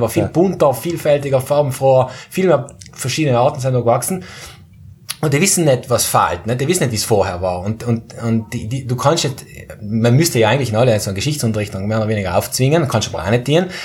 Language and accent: German; South Tyrol, Trentino-Alto Adige, Italy; bei uns in Südtirol